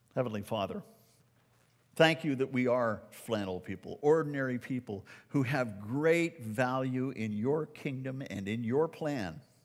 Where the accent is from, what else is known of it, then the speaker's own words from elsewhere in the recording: Canada; I'm a Canadian